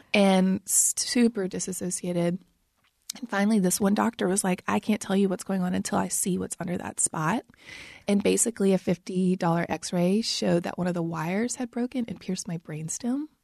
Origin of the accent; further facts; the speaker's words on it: St. Francisville, Louisiana, United States; moved away as an adult; now in Nashville, United States; I grew up in St. Francisville, Louisiana